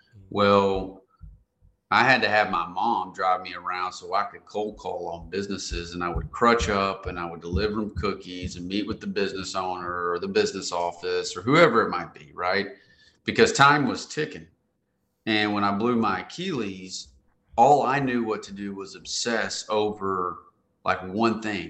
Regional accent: Conway, Arkansas, United States; moved away as an adult; also born or lived in Nashville, Tennessee / Raleigh-Durham, North Carolina; I'm from Central Arkansas, and I'd moved off to Nashville, Tennessee, and into Raleigh, Durham

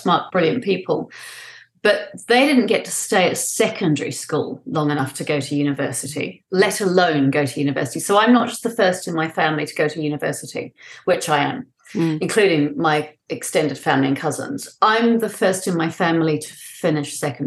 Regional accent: New Zealand; also born or lived in London; I was born in London. We moved back to my father's native New Zealand when I was 5 years

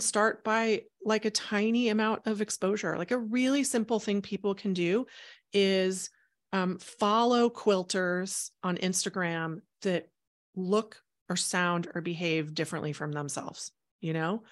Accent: Houston, Texas, United States; moved away as an adult; also born or lived in Chicago, Illinois; I grew up in Houston, Texas

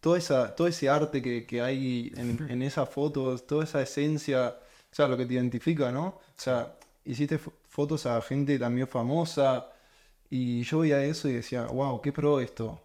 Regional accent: Argentina; moved away as an adult; now in Europe; Soy argentino, vengo de Latinoamérica

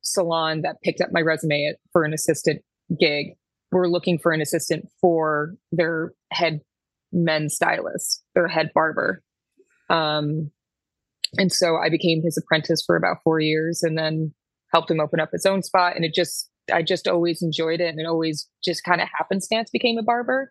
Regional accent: Syracuse, New York, United States; moved away as an adult; now in New York City, United States; I'm originally from Syracuse

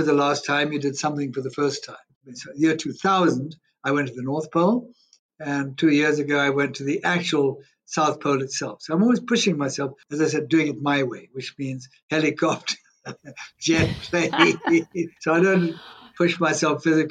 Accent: Kenya; also born or lived in Zambia; I'm a Kenyan, Zambian-born, but I was only there a week, but Kenyan-born, bred, schooled, educated, everything.

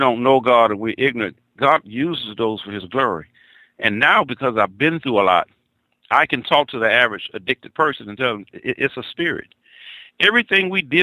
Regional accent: Mobile, Alabama, United States; I'm originally from Mobile, Alabama

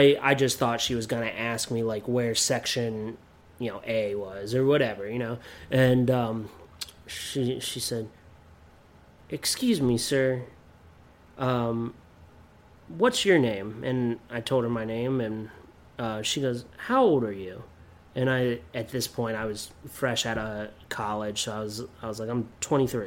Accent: Williamsport, Pennsylvania, United States; moved away; the Williamsport Crosscutters, which is my hometown

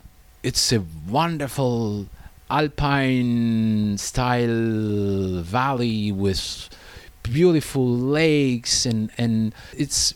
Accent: France; moved away as an adult; now in China; in France, my home country

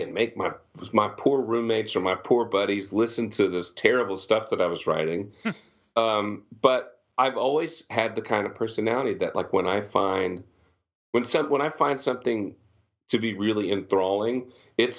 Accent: Pennsylvania, United States; moved away as an adult; also born or lived in Virginia / Texas; I grew up in Pennsylvania

